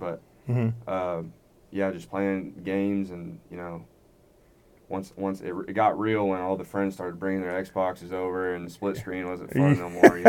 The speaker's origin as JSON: {"language": "English", "town": "Plano", "region": "Texas", "country": "United States", "tie": "born or raised there", "moved": "as an adult", "lives_now": "Stillwater, United States", "said": "I'm from Plano. Obviously"}